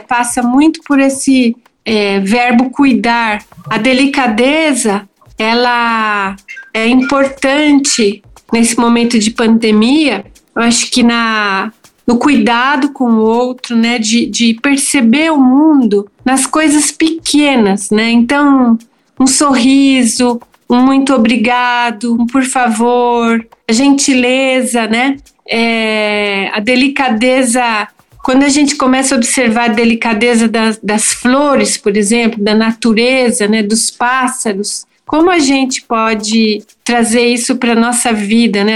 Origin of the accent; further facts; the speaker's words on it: Santo André, São Paulo, Brazil; now in São Paulo, Brazil; Eu nasci em Santo André, vivo e trabalho em São Paulo